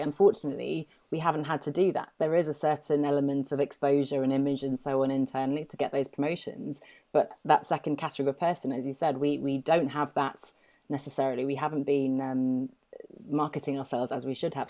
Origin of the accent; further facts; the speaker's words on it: England, United Kingdom; accent: very English; now in Poole, United Kingdom; I grew up here in England and I've just moved down to Poole on the south coast.